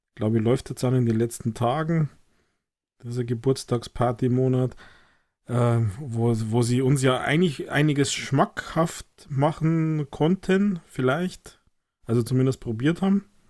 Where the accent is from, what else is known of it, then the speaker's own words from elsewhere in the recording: Germany; bei uns in Deutschland